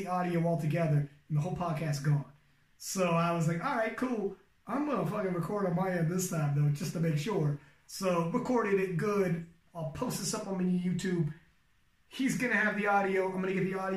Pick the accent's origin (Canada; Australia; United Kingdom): Canada; I'm from Canada